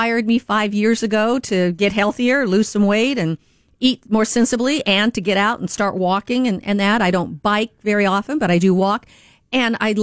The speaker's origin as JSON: {"language": "English", "region": "Washington", "country": "United States", "tie": "born or raised there", "moved": "yes", "said": "they're living up in Washington State, which is my home state"}